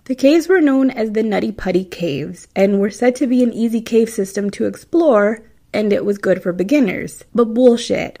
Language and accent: English; Midwest, United States; accent: Midwestern; my Midwestern accent